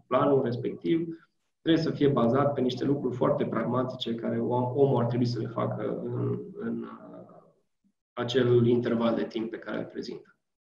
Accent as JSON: {"language": "Romanian", "country": "Romania"}